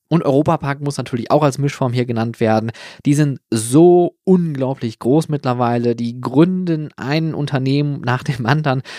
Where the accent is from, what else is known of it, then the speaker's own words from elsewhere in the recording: Germany; hier bei uns in Deutschland